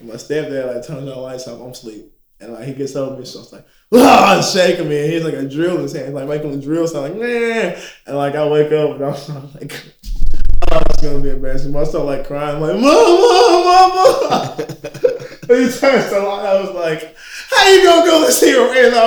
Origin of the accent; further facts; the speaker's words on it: United States; I'm from America